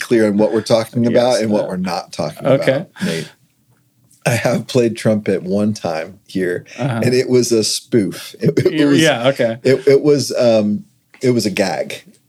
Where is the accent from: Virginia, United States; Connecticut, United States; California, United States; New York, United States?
Virginia, United States; moved away as an adult; also born or lived in Georgia; I went to college at University of Georgia, which was out of state for me. I grew up in Virginia.